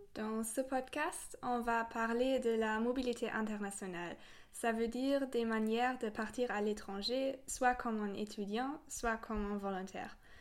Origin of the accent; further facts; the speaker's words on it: Germany; moved away as an adult; now in France; je viens d'Allemagne